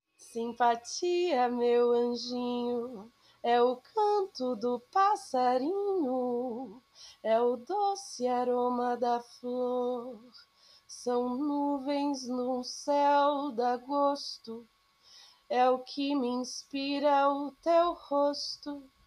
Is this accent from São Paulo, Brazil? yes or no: yes; São Paulo, Brazil; eu sou de São Paulo, eu nasci em São Paulo, na terra da garoa, vivia praticamente a minha vida toda lá